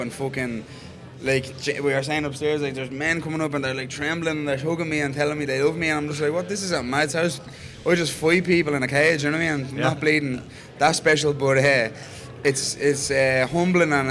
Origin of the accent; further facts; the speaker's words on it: Ireland; being Irish